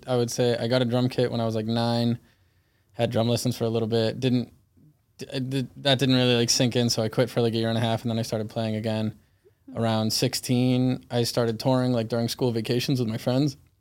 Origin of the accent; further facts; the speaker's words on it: Weymouth, Massachusetts, United States; also born or lived in Fort Lauderdale, Florida; I was born in Fort Lauderdale, Florida, and I grew up in Weymouth, Massachusetts